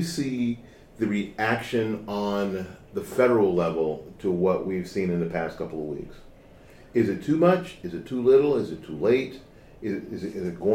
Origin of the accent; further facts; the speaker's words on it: Tampa, Florida, United States; For the most part, after 1968, I'm a kid from here.